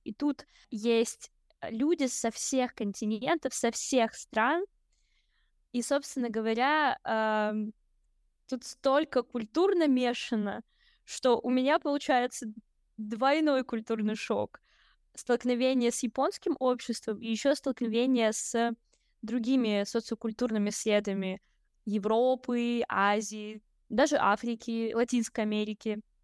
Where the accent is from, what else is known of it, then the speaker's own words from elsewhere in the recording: Kamchatka Krai, Russia; now in Saint Petersburg, Russia; Я родилась очень далеко, на Камчатке